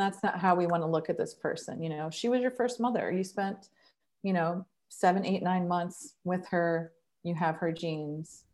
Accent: Columbus, Ohio, United States; now in Cincinnati, United States; I grew up in Col-, Columbus, and now I live in Cincinnati

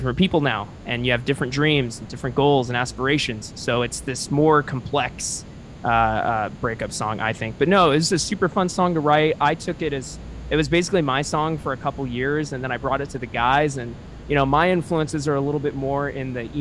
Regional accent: Orange County, California, United States; I was born and raised in Orange County

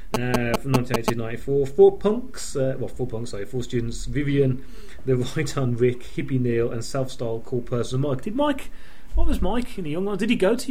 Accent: Birmingham, West Midlands, United Kingdom; accent: Birmingham; we come from Birmingham, and this is our accent.

